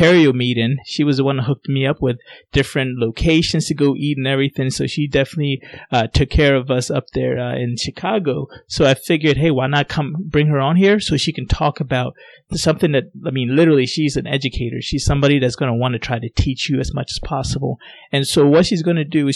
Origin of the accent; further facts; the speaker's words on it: Ghana; now in United States; my parents were born in Ghana, and I was born in Ghana